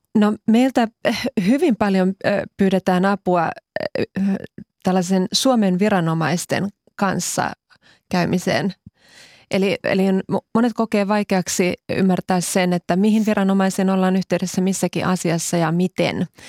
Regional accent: Finland; moved away as an adult; also born or lived in Cyprus; 19 vuotta asuin Kyproksella, josta palasin tosiaan kaksi vuotta sitten Suomeen

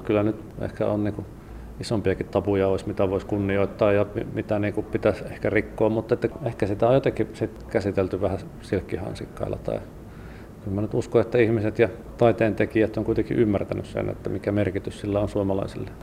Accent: Sonkajärvi, North Savo, Finland; now in Helsinki, Finland; Sonkajärvi on kotikunta ja sieltä Sukevan kyliltä on, olen kotoisin

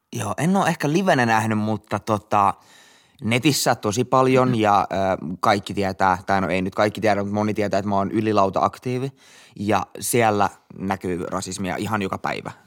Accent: Finland; me ollaan Suomesta

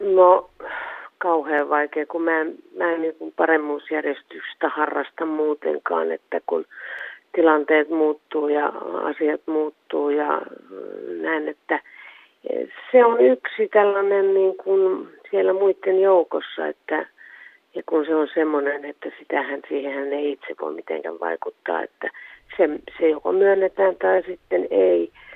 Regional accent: Suomussalmi, Kainuu, Finland; also born or lived in Kuhmo / Kajaani; Suomussalmellahan mä oon syntynyt Suomussalmen kunnassa ja Suomussalmella oppinut lukemaan

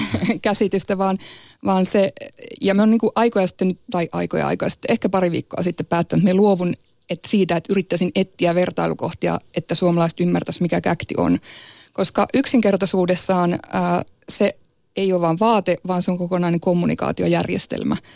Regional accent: Sámi, Sápmi, Finland; also born or lived in Inari, Finland; Mä oon saamelainen ja saamelaiseksi on syntynyt

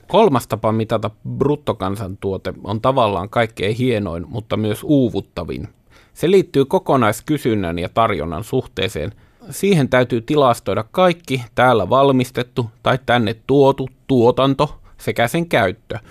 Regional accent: Finland; minä olen kotoisin savupiippukaupungista

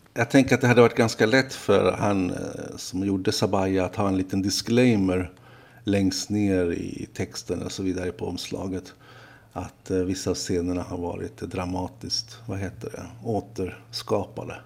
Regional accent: Stockholm, Stockholm County, Sweden; oss stockholmare

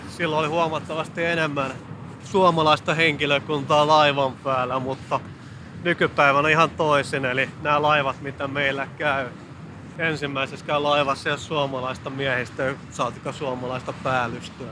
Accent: Southeast Finland, Finland; Mä olen itse kotoisin tuolta Kaakkois-Suomesta Suomesta

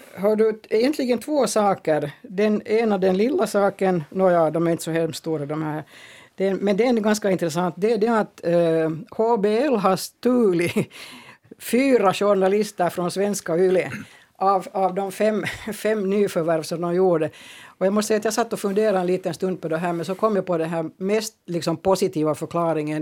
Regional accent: Finland; Jag är också finlandssvensk.

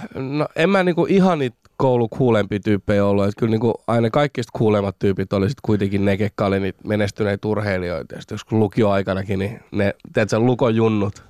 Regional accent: Rauma, Satakunta, Finland; accent: Rauma dialect; moved away as an adult; also born or lived in Cyprus / Seinäjoki / Tampere; now in Helsinki, Finland; semmoinen 28 vuotta sitten muutin Suomeen äitin kanssa. Ja isä ja äiti erosi silloin aikana, kun mä olin pieni. Ja sitten äitin kanssa muutettiin totta, no niin, Raumalle

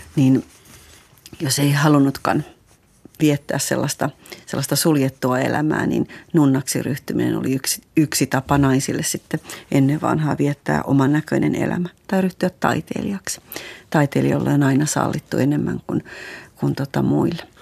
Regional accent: Eastern Finland, Finland; mä tuun Itä-Suomesta

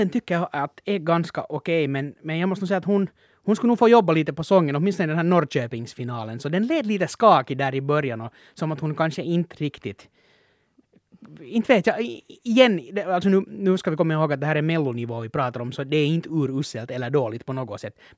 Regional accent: Finland; man som finländare borde flagga

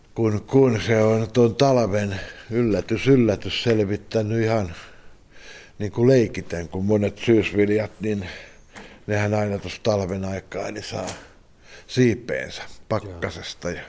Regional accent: Askola, Uusimaa, Finland; mä olen ihan paljasjalkainen Isä on tuosta naapurista kotoisin ja mun äitini on Juornaan kylästä

